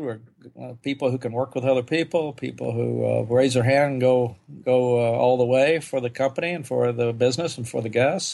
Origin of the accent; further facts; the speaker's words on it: Oklahoma, United States; moved away as an adult; I grew up in Oklahoma, and I, I didn't leave the state till I was 20 years old